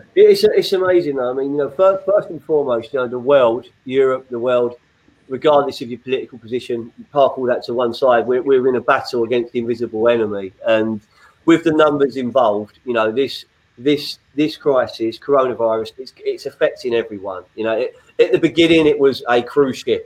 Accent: London, United Kingdom; now in Sussex, United Kingdom; an exiled West Londoner who's down in Sussex

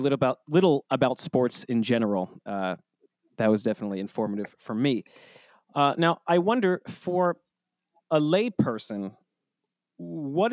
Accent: United States; as an American

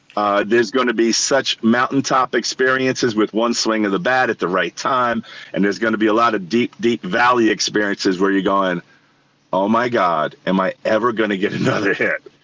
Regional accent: New York City, New York, United States; I grew up in New York City

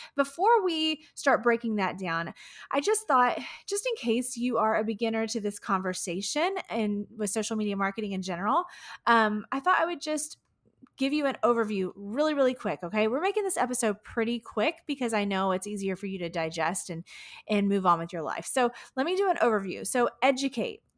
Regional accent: Houston, Texas, United States; here in my hometown of Houston, Texas

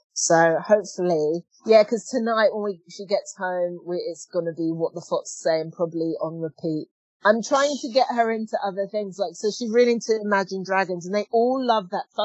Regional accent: Australia; moved away; I've come from Australia, and being Australian

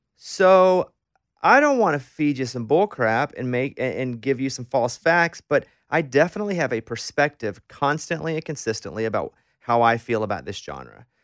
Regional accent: Arkansas, United States; I grew up in Arkansas

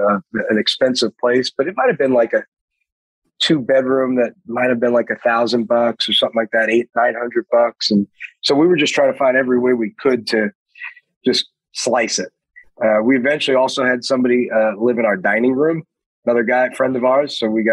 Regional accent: Queens, New York, United States; and I'm from Queens, you know.

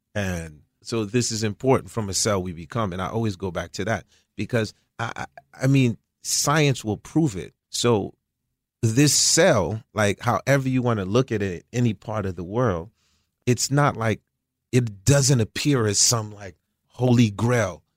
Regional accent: Croix-des-Bouquets, Haiti; moved away; also born or lived in United States; I was born in Haiti in a, a small place called Kwadebuke.

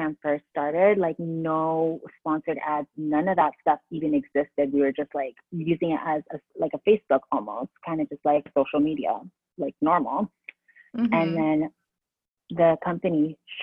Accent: San Diego, California, United States; moved away as an adult; also born or lived in Philippines; now in New Jersey, United States; I'm from California, born in the Philippines, came to California when I was like about 5

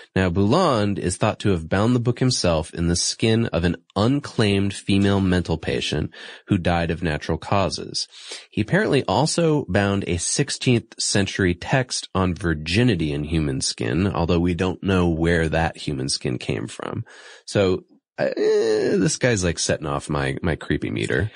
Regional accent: Massachusetts, United States; my home state, Massachusetts

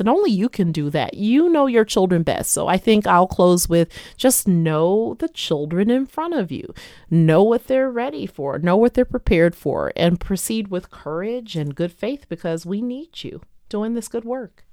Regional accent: Detroit, Michigan, United States; my hometown of Detroit

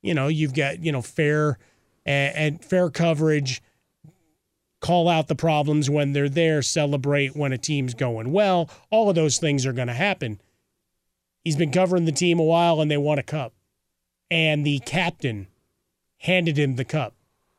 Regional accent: Chicago, Illinois, United States; I'm a kid from Chicago. I love sports. I grew up watching Chicago teams.

